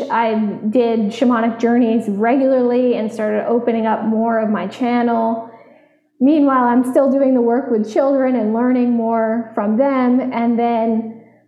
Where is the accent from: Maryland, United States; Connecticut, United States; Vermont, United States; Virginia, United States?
Vermont, United States; I grew up in Vermont, so I was outside 98% of my childhood